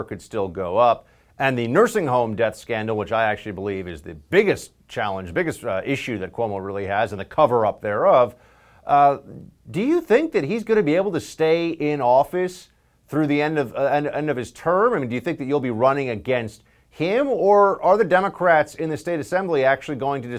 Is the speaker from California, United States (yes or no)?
no; New York, United States; my home state